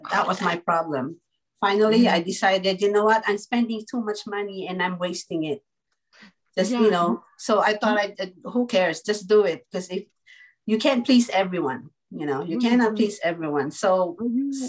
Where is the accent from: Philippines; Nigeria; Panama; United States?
Philippines; I'm a Filipino